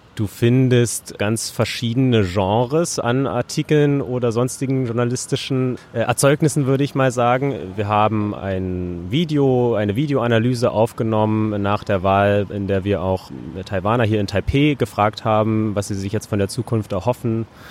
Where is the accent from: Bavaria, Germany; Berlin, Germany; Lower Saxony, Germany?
Berlin, Germany; Ich bin zwar in Berlin, in Deutschland äh, geboren und aufgewachsen